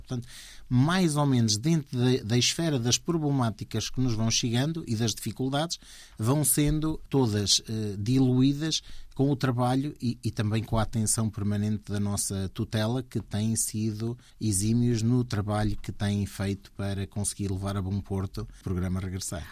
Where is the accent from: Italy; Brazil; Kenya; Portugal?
Portugal; also born or lived in New York, United States; nasci lá, em, em New York, e, e vim, portanto, com 9 anos para Portugal de onde eh, fiquei cá